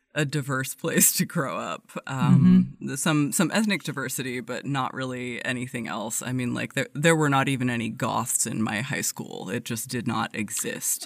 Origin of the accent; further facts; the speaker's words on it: Everett, Washington, United States; grew up just north of Seattle in a very very very blue collar town uh, called Everett